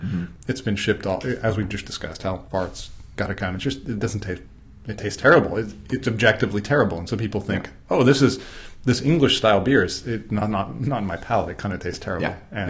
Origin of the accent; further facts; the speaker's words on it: United States; Well, I'm an American